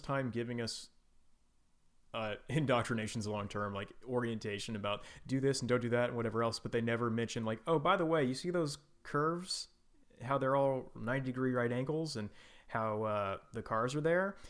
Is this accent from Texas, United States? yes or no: yes; Houston, Texas, United States; I grew up in Houston